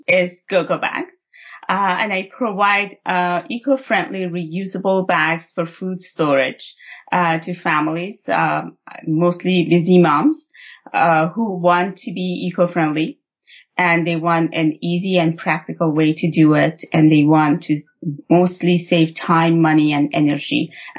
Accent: Iran; moved away as an adult; now in Canada; I was born and raised in Iran. And I moved to Canada, like I was an adult when I moved to Canada, well into my adulthood.

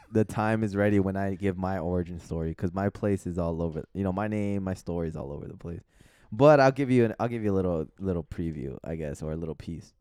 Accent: Los Angeles, California, United States; I'm from San Fernando Valley

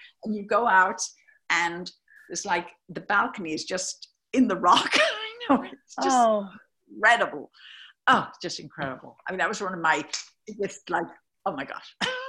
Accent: United States; I'm from the States over here where you are.

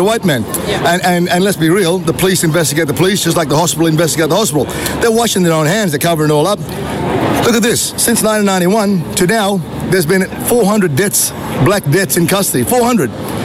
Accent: Gulf of Carpentaria, Queensland, Australia; I'm from the Wanyangada and Gungala peoples in the Gulf of Carpentaria

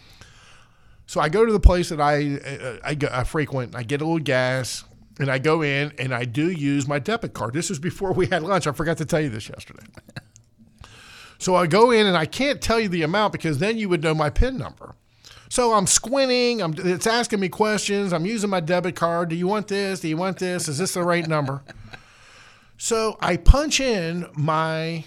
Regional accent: United States; I'm an American.

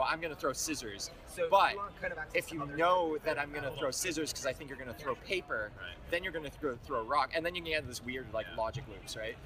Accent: Canada; I'm from Canada

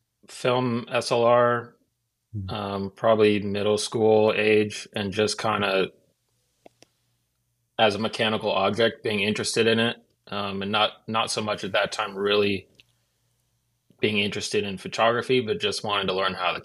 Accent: Washington, United States; No. I grew up on the West Coast in Washington State.

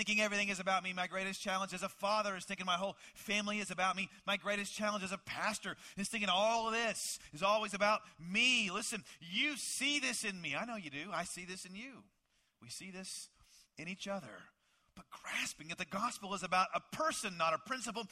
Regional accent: Dallas, Texas, United States; I grew up in the Dallas, Texas area

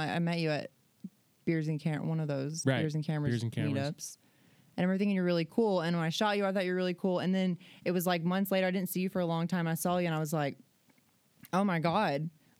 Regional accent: Alabama, United States; now in San Diego, United States; I'm from Alabama.

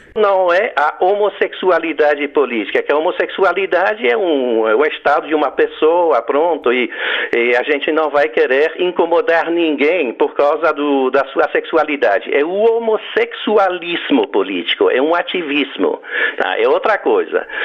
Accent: Belgium; accent: foreign; Portuguese is a second language; moved away as an adult; now in Goiânia, Brazil; eu tenho um sotaque estrangeiro, um nome estrangeiro, não é? Então eu sou um brasileiro eh, adotivo, digamos, né? Quer dizer, eu, eu, eu, eu venho da Bélgica

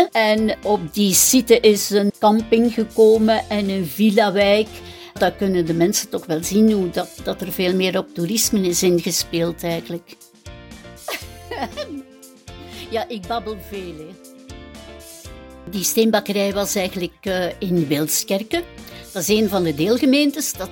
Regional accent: Middelkerke, Flanders, Belgium; moved away as an adult; also born or lived in Brussels; Ik ben eigenlijk geboren in Middelkerken, maar in 1974 ben ik in Brussel gaan wonen

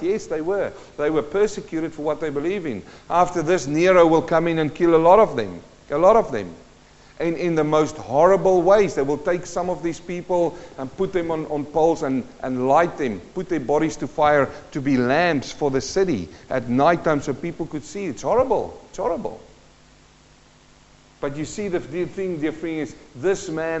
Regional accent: South Africa; also born or lived in New Zealand; now in Carrum Downs, Australia; I was born in South Africa in a mining community. My dad worked in the gold mines.

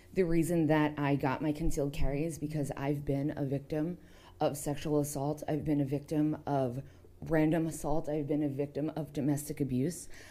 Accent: New York, United States; now in Arizona, United States; my home state of New York

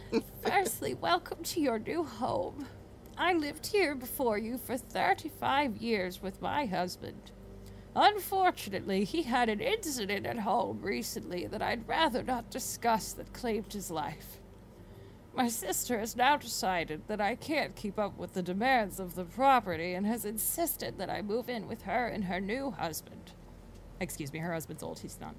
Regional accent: the South, United States; I grew up in the South and I am, like, aggressively, like, hospitable.

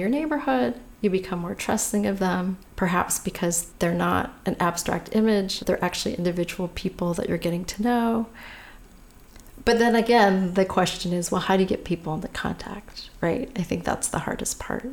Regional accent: California, United States; I was born and raised in California

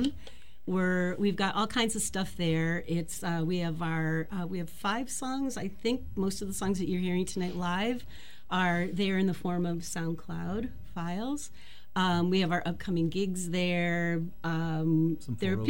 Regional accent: Cleveland, Ohio, United States; now in Milwaukee, United States; I'm from Cleveland originally. I moved here 19 years ago

